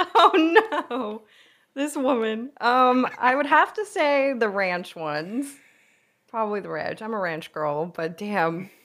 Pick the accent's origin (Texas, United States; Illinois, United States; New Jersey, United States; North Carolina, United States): New Jersey, United States; moved away as an adult; also born or lived in New York / Manhattan, New York / Savannah, Georgia; I grew up in New York and New Jersey. I did school in pu-, like, public school in Jersey